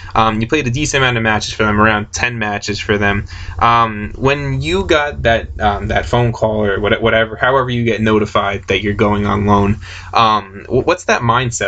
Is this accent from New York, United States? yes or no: yes; Long Island, New York, United States; I'm from Long Island